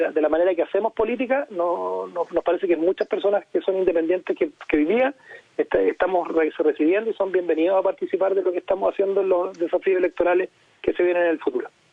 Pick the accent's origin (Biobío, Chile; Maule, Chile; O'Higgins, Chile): O'Higgins, Chile; Placilla; also born or lived in San Fernando, Chile; yo soy provinciano, soy de San Fernando, en realidad de Placilla, un pueblo chiquitito en la provincia de Colchagua